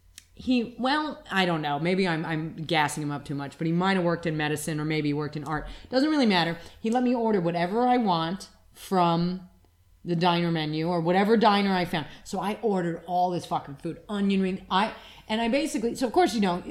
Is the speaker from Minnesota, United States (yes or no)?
no; Reno, Nevada, United States; now in New York, United States; I'm not from New York, I am from Reno